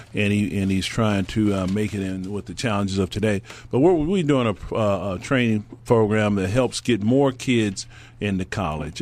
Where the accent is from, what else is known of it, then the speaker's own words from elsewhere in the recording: Stockton, California, United States; my hometown